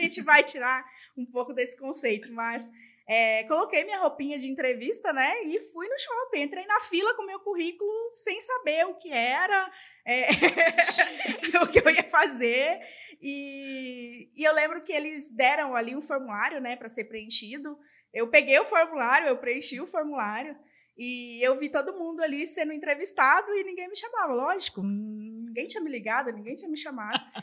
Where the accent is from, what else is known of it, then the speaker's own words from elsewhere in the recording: Northeast Region, Brazil; Eu sou nordestina e eu tenho muito orgulho disso